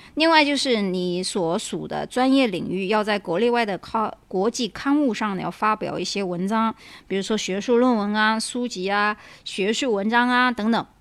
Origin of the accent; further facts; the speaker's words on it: China; moved away; also born or lived in United States; 我们中国人